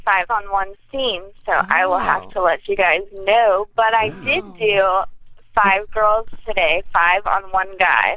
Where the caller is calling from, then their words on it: Los Angeles, California, United States; Hello, this is … calling from the beautiful LA.